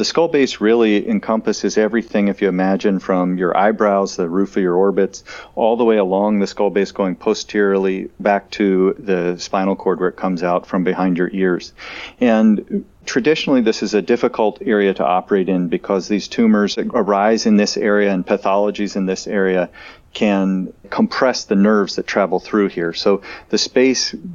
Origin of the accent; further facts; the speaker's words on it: Indianapolis, Indiana, United States; moved away as an adult; also born or lived in Pittsburgh, Pennsylvania / Portland, Oregon / San Francisco, California; now in Chicago, United States; I grew up in Indianapolis, just south of Chicago there